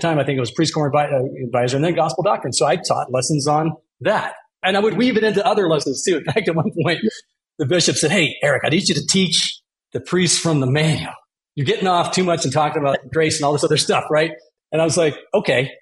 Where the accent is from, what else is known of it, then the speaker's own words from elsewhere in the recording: Eagle, Idaho, United States; now in Denver, United States; growing up in Idaho, awesome place, Eagle to all the Eagleites